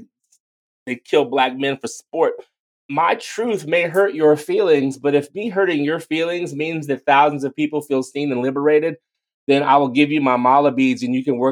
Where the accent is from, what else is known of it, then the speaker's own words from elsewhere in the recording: East Coast, United States; I'm from the East Coast